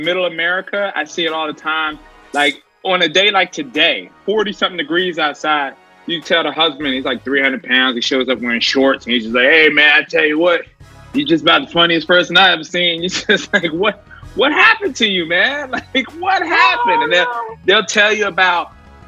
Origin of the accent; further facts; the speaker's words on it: Philadelphia, Pennsylvania, United States; moved away as an adult; now in Brooklyn, United States; Originally, I'm from Philly